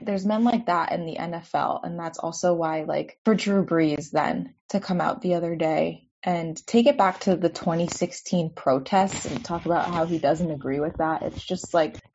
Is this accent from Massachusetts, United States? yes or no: yes; a suburb of Springfield, Massachusetts, United States; I grew up in a pretty small suburb of Springfield, Mass